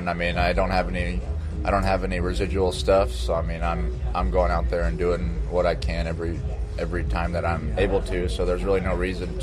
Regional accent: Texas, United States; now in Los Angeles, United States; I'm definitely a Texan

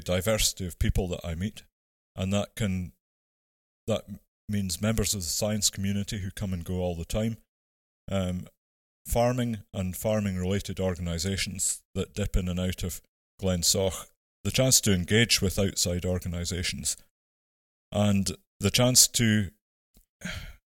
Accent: Ettrick, Scotland, United Kingdom; moved away as an adult; also born or lived in Aberdeen; I was born and brought up in Ettrick in the Borders in Selkirkshire

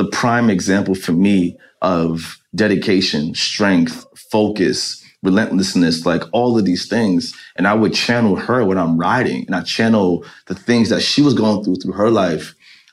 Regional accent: New York City, New York, United States; as a kid growing up in Jamaica, Queens

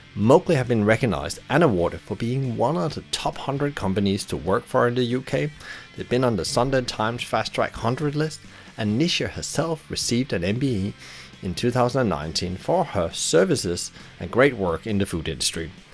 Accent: Brighton, South East England, United Kingdom; my hometown, Brighton

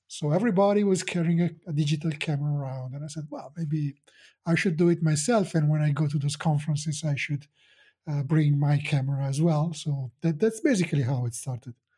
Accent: Italy; I'm a photographer from Italy.

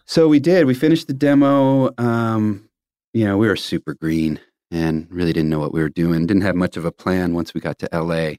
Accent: Tulsa, Oklahoma, United States; growing up in Tulsa

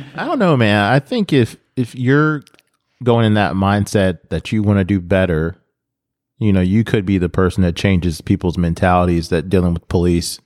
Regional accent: United States; I'm American.

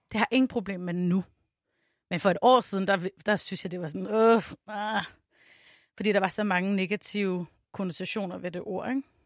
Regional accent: Tønder, Southern Denmark, Denmark; moved away as an adult; also born or lived in Varde; now in Copenhagen, Denmark; da jeg flyttede til København i to tusind og otte, så jeg kommer fra Tønder

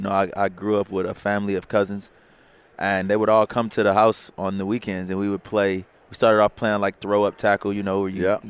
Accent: Los Angeles, California, United States; also born or lived in Torrance, California; I'm from Los Angeles, California.

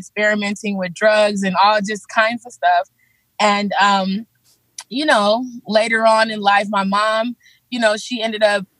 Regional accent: Los Angeles, California, United States; also born or lived in Belize; I came to California with my mom when I was about 4 years old. We lived in, you know, South Central LA.

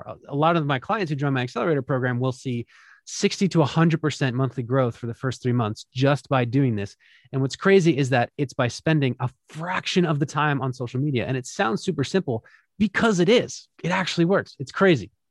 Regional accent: Philadelphia, Pennsylvania, United States; my hometown of Philadelphia

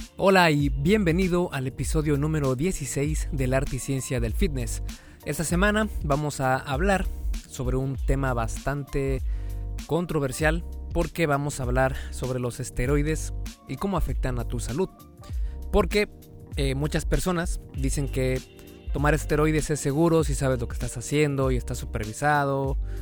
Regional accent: Mexico; Yo soy mexicano

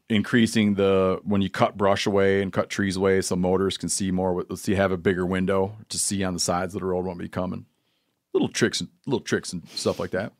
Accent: Michigan, United States; my home state of Michigan

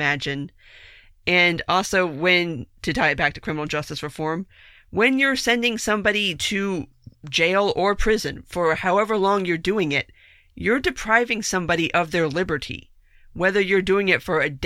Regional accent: South Florida, United States; I'm born and raised in South Florida

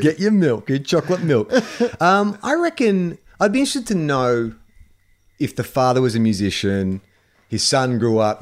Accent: Australia

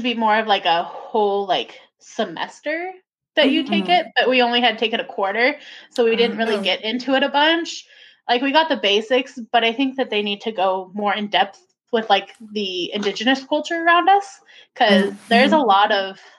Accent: Tok, Alaska, United States; also born or lived in Washington / Soldotna, Alaska; I grew up in Toke

